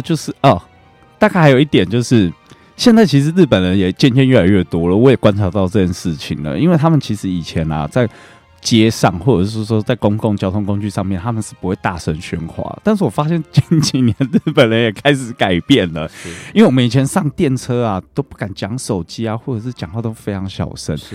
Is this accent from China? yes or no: no; Taiwan; 我们台湾人